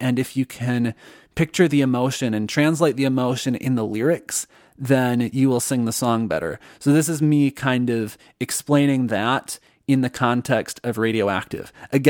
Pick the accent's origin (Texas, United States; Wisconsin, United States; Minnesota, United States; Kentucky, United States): Minnesota, United States; accent: Minnesotan; So then I actively worked on trying to reduce my Minnesotan accent, particularly with the vowel O. I realized I was doing the stereotypical Minnesota.